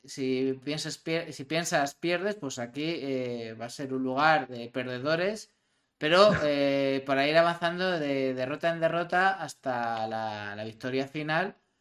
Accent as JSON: {"language": "Spanish", "town": "Madrid", "region": "Community of Madrid", "country": "Spain", "said": "de donde yo vengo, de un barrio muy humilde de Madrid. Si yo mañana veo a mis vecinos de Orcasietas"}